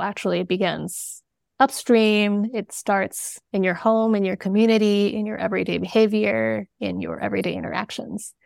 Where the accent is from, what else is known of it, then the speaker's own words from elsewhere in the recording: China; moved away; I was born in China